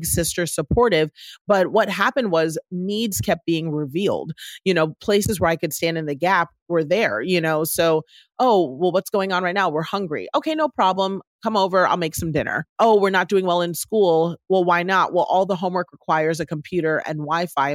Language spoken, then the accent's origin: English; Washington, District of Columbia, United States; growing up in Washington, D.C., the child of two African immigrants that came here to the U.S.